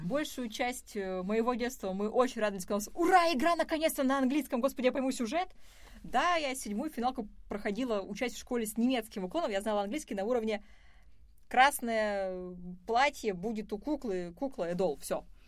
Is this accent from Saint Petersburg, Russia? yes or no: no; Izhevsk, Udmurtia, Russia; moved away as an adult; now in Moscow, Russia; когда я уезжала из Ижевска